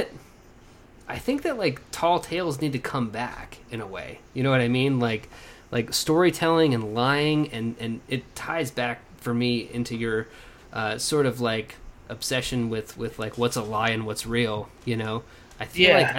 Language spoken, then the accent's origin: English; Lawton, Oklahoma, United States; moved away; I grew up in Lawton, Oklahoma, which is about 40 minutes away from Wichita Falls.